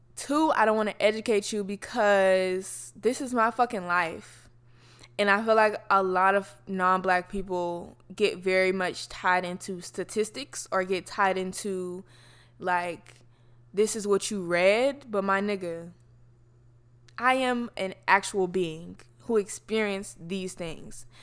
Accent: Florida, United States; I'm from Florida, so a lot of people that I know come from black Southern families

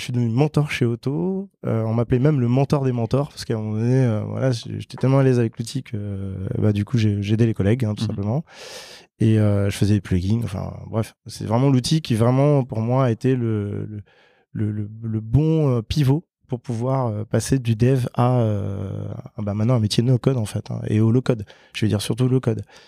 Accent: French Guiana; moved away as an adult; j'ai grandi en Guyane française

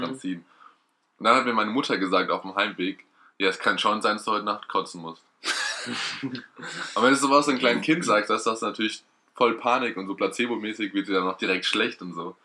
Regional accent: Erlenbach, Germany; in Ellenbach, der wo ich herkomme.

